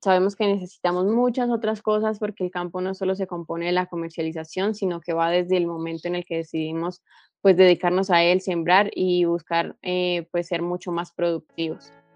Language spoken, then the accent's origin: Spanish; Boyacá, Colombia; soy de origen boyacense